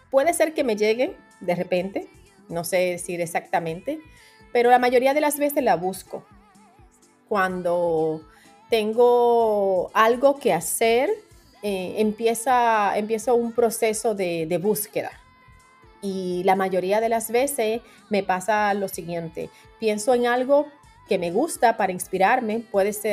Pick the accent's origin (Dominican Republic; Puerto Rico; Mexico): Dominican Republic; now in New York, United States; es donde voy a estudiar a Altos de Chabón, que es una escuela de diseño en mi país y que está asociada a Parsons School of Design ah, de, acá de New York. Entonces, ellos tienen una extensión allá en mi país